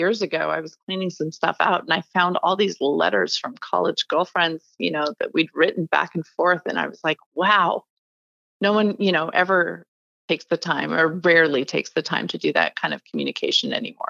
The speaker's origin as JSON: {"language": "English", "town": "Mercer Island", "region": "Washington", "country": "United States", "tie": "born or raised there", "also_born_or_lived": "Bellingham, Washington / New York City", "said": "I grew up on Mercer Island, actually in the house that I live in now. I was born in, I was born in Bellingham, north of Seattle, but my parents moved down here shortly after I was born and bought some property and built a house. And I was raised in the Seattle area."}